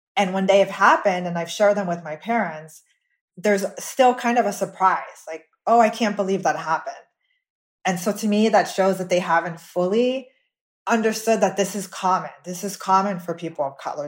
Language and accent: English; Miami, Florida, United States; I was born and raised in Miami, Florida